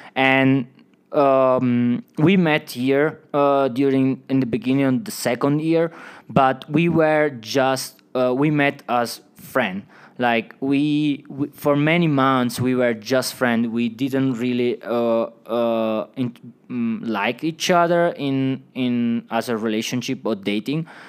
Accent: Italy; English is a second language; moved away as an adult; also born or lived in Switzerland; now in Woodland Park, United States; from Italy

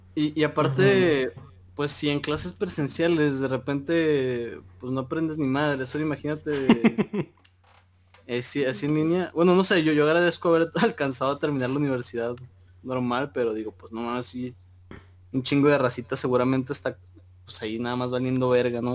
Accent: Mexico; somos buenos los mexicanos

